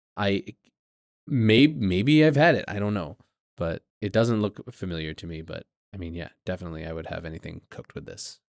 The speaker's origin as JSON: {"language": "English", "region": "New England", "country": "United States", "said": "we're from New England"}